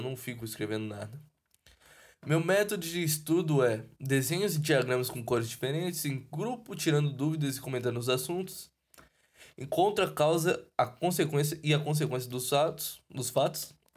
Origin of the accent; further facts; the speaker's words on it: São Paulo, Brazil; eu sou de São Paulo